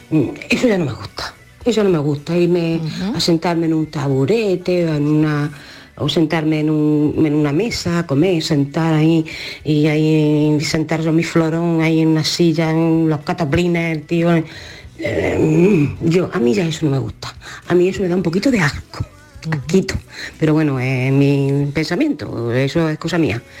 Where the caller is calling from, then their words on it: Jaén, Andalusia, Spain; Bueno, mm